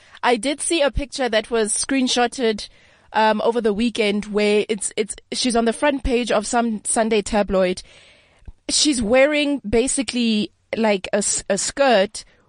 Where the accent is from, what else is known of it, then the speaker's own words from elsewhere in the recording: Qwaqwa, Free State, South Africa; I'm from Gwagwa myself.